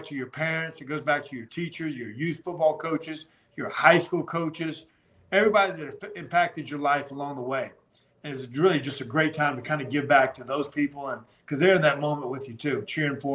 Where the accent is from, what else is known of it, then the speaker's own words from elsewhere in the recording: North Carolina, United States; I grew up in North Carolina.